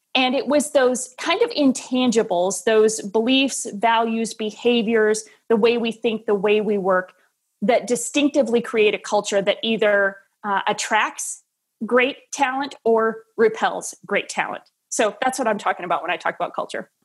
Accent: Wisconsin, United States; moved away as an adult; also born or lived in Tennessee / Nashville; Midwest kid, born and raised in Wisconsin

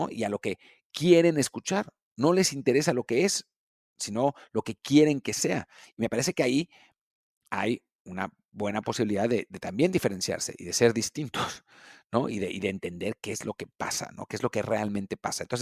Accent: Monterrey, Nuevo León, Mexico; Eh, eh, nosotros somos de Monterrey, de Nuevo León, ¿no?

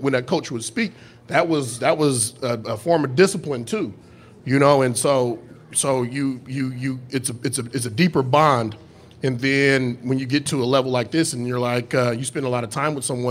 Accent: California, United States; I'm from California

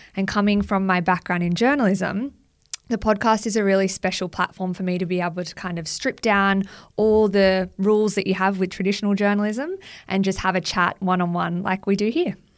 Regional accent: Central Coast, New South Wales, Australia; now in Sydney, Australia; I grew up on the Central Coast, which is about an hour north of Sydney

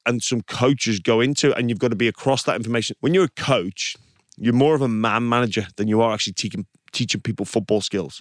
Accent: England, United Kingdom; now in Australia; as an English person

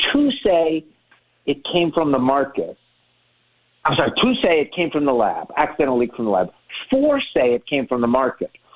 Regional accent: Miami, Florida, United States; I grew up in Miami.

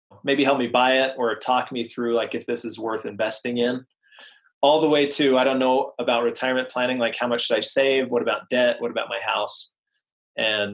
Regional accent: just outside of Salt Lake City, Utah, United States; mainly I grew up in Utah, just outside of Salt Lake City

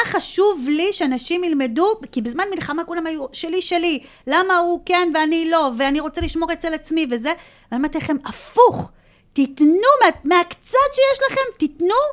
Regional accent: Ashkelon, Southern District, Israel; אני, לפחות כאשקלונית

